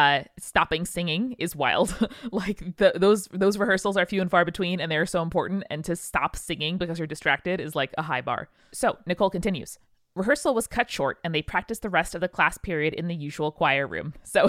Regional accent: Hibbing, Minnesota, United States; I grew up in Hibbing, Minnesota, a small struggling mining town famous for two things … its historic high school.

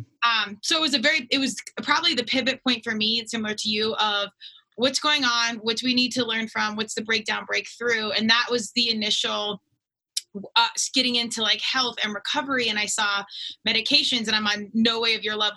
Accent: Denver, Colorado, United States; moved away; also born or lived in Virginia; I'm from Denver, Colorado.

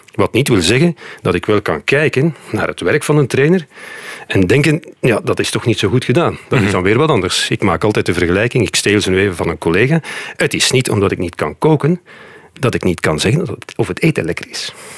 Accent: near Leuven, Flanders, Belgium; wij waren eigenlijk eh, uit de buurt van Leuven

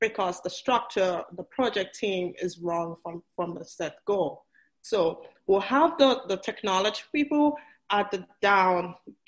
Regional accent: Nigeria; moved away as an adult; also born or lived in Port Harcourt; I was born in Nigeria. I went to college in Nigeria. I got my PhD in Nigeria

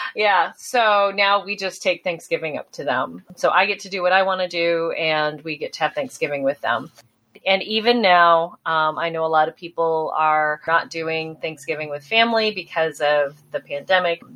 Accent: South Dakota, United States; growing up in South Dakota

